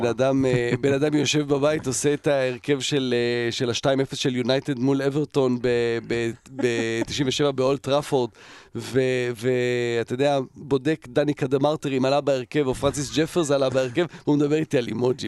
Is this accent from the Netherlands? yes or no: yes; Netherlands; now in Israel; גרנו בהולנד, גדלתי בהולנד